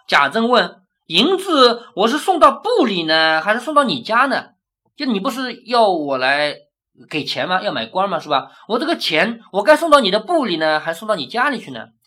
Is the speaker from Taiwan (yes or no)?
no; China; 而我们中国人根本就不理解这一套